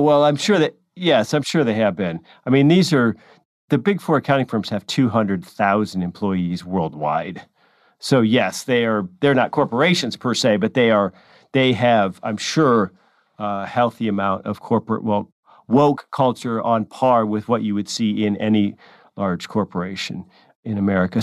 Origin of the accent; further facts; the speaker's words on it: California, United States; California, my home state